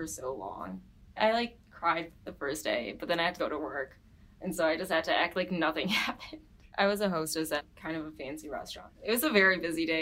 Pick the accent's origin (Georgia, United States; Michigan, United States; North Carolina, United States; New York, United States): Michigan, United States; Farmington Hills; I'm from Farmington Hills, Michigan